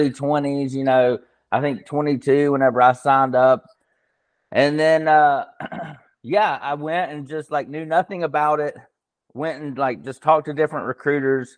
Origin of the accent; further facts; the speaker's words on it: Birmingham, Alabama, United States; also born or lived in Montgomery, Alabama / Nashville, Tennessee; I am from Alabama, born in Montgomery, Alabama. And then we moved to Birmingham shortly after me and my brother were born. So been in Birmingham most